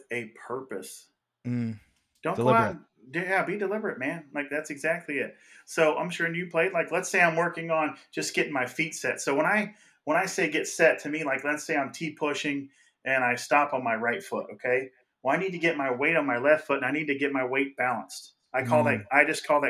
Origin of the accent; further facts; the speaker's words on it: Cincinnati, Ohio, United States; I'm from Cincinnati, Ohio